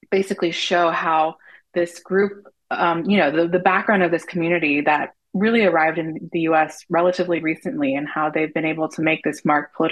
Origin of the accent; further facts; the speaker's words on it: Palestine; I am Middle Eastern. I'm Palestinian.